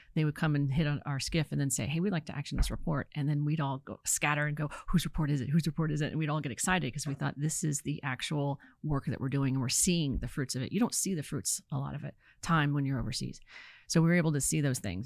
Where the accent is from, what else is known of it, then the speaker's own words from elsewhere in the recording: Virginia, United States; moved away as an adult; also born or lived in California; I'm from Virginia